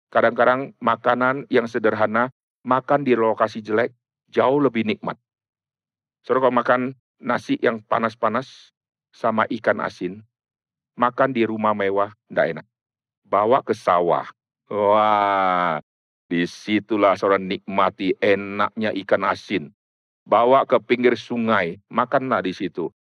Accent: North Sumatra, Indonesia; Di Sumatera banyak orang yang tanam sawit, saya dari Sumatera Utara, saya dari kecil sudah keliling, sudah masuk keluar pohon sawit, pohon karet, dan saya tahu itu.

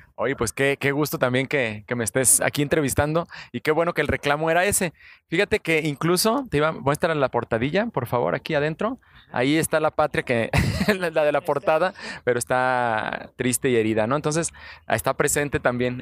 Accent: Guadalajara, Jalisco, Mexico; somos de aquí de Guadalajara. Prácticamente todos los que colaboramos en Curiosamente, los ilustradores, los redactores, hasta los científicos son tapatíos

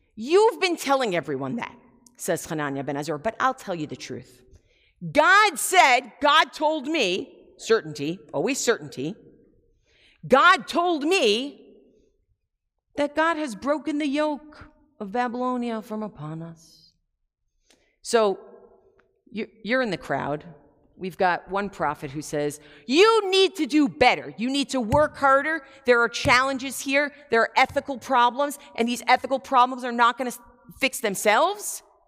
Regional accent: United States; as American Jews

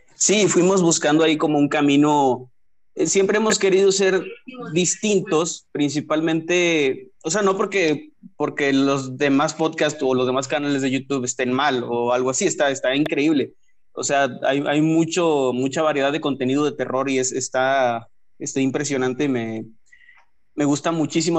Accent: Matamoros, Tamaulipas, Mexico; yo soy de Matamoros, Tamaulipas

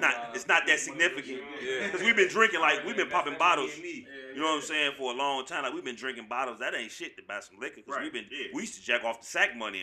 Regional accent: Eggmont, Michigan, United States; I'm from Eggmont

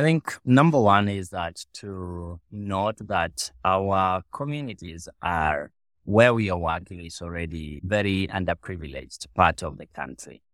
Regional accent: Kenya; I was born in Southwest, in Western Kenya, which is not very far from Lowalla

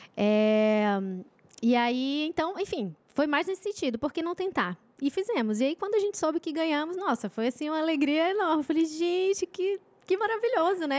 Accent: Manaus, Amazonas, Brazil; now in São José dos Campos, Brazil; Manaus, Amazonas

